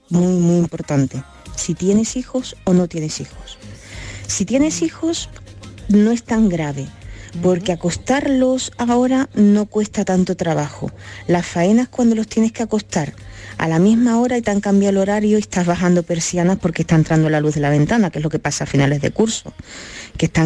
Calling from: Cádiz, Andalusia, Spain; buenas tardes Marilo de compañía … de Cádiz.

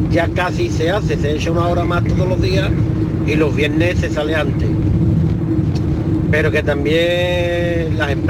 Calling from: Seville, Andalusia, Spain; Venga, soy … de Sevilla.

